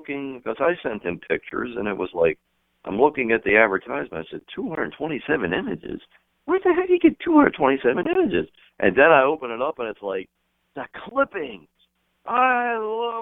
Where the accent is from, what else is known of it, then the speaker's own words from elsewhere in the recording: Baltimore, Maryland, United States; growing up in Baltimore